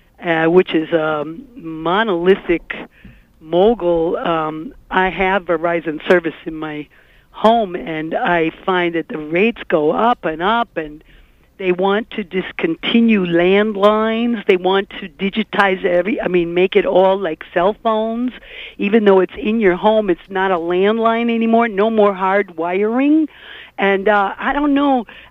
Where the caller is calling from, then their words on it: Brooklyn, New York, United States; From Brooklyn, this is ….